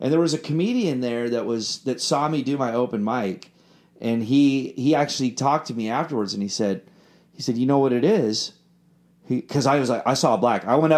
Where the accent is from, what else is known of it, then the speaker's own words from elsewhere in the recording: London, United Kingdom; I was like, "I'm from London. We just love American music, and we just do this."